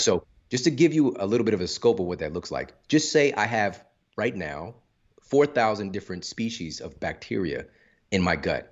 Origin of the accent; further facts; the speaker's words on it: St. Louis, Missouri, United States; I'm from Saint Louis